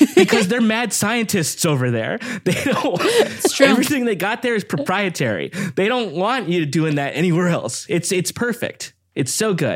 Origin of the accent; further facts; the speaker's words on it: Downey, California, United States; also born or lived in Lakewood / Long Beach; I grew up in Downey